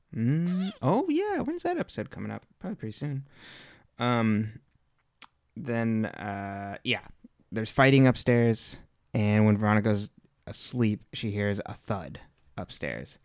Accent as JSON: {"language": "English", "region": "California", "country": "United States", "tie": "born or raised there", "said": "I was born and raised in California"}